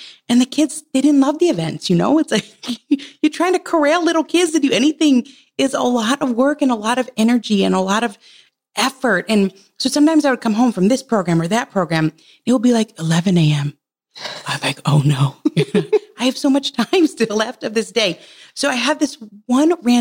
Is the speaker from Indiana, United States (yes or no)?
no; Michigan, United States; We're from Michigan.